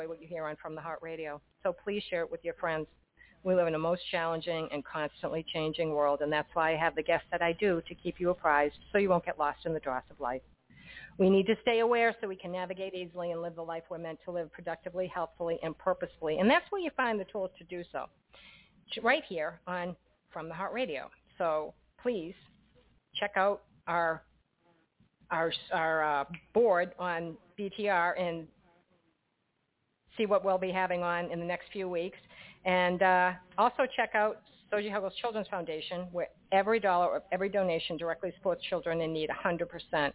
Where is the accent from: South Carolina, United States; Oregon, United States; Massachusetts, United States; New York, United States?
Massachusetts, United States; Boston; I'm from Boston